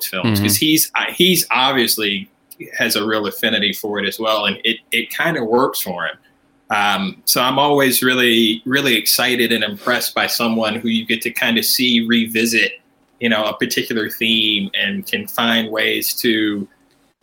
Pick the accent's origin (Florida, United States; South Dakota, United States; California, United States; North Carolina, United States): North Carolina, United States; Asheville; I grew up in Asheville, North Carolina.